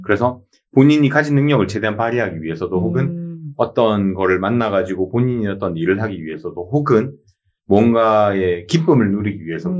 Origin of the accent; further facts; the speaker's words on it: South Gyeongsang, South Korea; moved away; 저는 고향이 경남 쪽이다 보니까